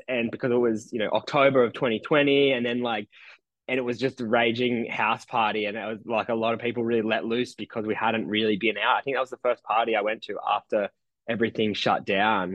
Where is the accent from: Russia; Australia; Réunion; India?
Australia; Nowra, New South Wales; moved away as an adult; also born or lived in New York; now in Nowra, Australia; my hometown of Nowra on the south coast of New South